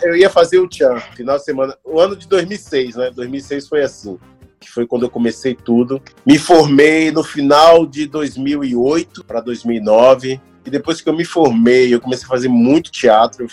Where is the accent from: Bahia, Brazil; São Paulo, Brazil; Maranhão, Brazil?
Bahia, Brazil; Salvador; first language Portuguese; moved away as an adult; also born or lived in Rio de Janeiro; now in Canada; eu sou baiano e preto